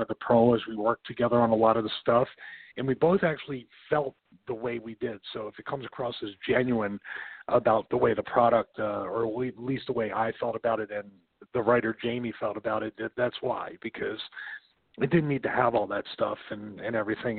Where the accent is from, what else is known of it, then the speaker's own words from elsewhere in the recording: Philadelphia, Pennsylvania, United States; I was raised Roman Catholic in South Philadelphia, then in another neighborhood in Philadelphia